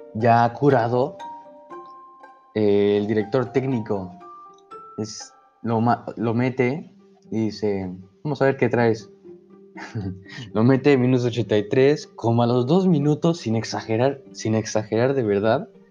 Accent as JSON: {"language": "Spanish", "country": "Mexico"}